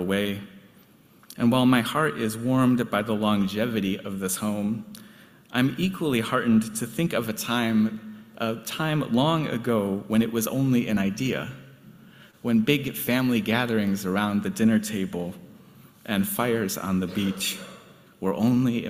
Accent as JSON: {"language": "English", "town": "Chicago", "region": "Illinois", "country": "United States", "tie": "born or raised there", "said": "Growing up near the Chicago River"}